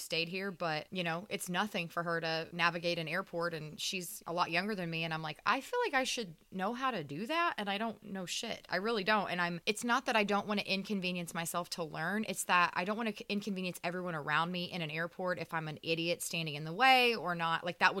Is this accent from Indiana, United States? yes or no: yes; Indiana, United States; I'm from here, from Indiana